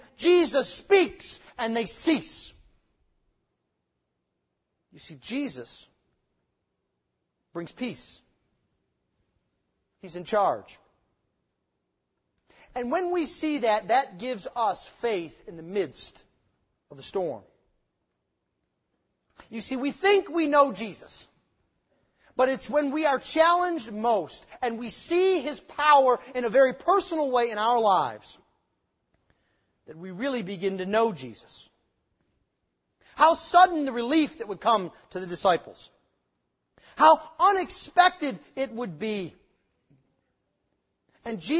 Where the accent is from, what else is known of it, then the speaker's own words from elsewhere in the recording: United States; as American 21st century Christians